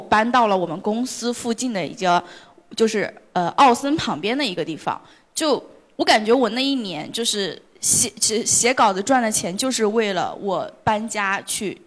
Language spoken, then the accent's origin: Chinese; Hebei, China; moved away as an adult; also born or lived in Beijing; 我其实是毕业是在河北的一个小城市，我也是河北人